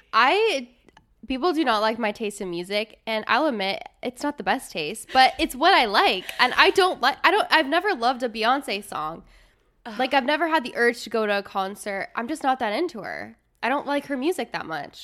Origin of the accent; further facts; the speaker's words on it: Midwest, United States; I grew up in the Midwest